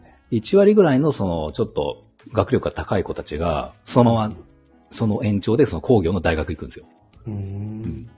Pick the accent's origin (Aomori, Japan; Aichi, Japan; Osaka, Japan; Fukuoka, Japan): Aichi, Japan; Shinshiro; also born or lived in Toyohashi / Okazaki; 愛知県出身